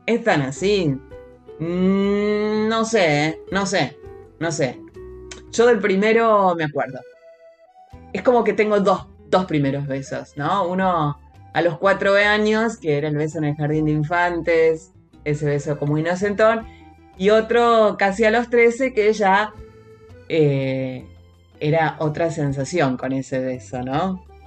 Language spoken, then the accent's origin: Spanish; Argentina; por nuestra tierra, por nuestra tierra, tierra argentina